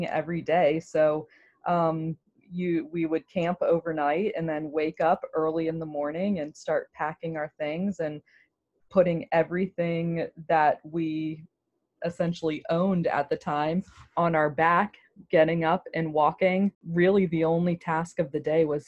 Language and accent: English; Germantown, Maryland, United States; I grew up in Germantown, Gaithersburg